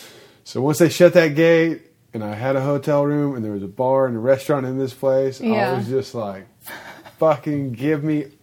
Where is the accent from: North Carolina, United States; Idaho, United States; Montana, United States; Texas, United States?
Texas, United States; also born or lived in Austin; I'm from Texas.